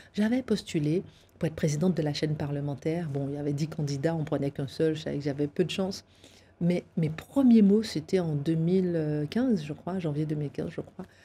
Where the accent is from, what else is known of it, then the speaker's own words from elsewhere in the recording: Guadeloupe; je suis née effectivement en Guadeloupe avec des parents enseignants